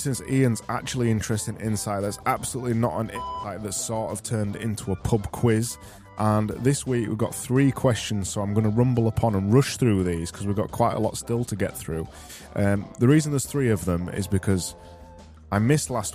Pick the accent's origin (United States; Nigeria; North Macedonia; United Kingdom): United Kingdom; Barnsley, Yorkshire and the Humber; accent: Barnsley; my Barnsley accent